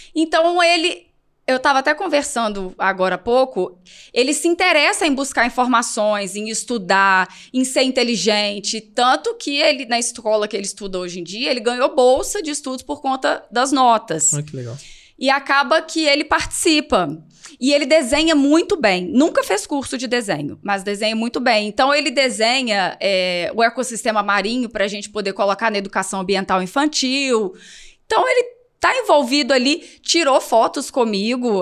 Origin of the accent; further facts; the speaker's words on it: Minas Gerais, Brazil; moved away as an adult; now in Região dos Lagos, Brazil; eu sou de Minas.